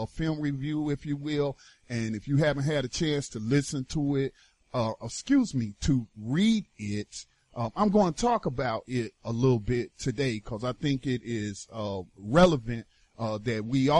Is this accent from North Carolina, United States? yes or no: yes; North Carolina, United States; North Carolina, my home state